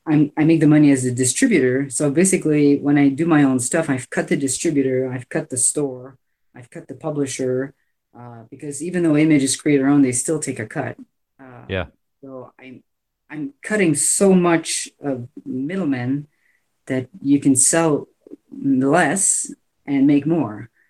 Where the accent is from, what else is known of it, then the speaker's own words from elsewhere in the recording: Canada; I'm Canadian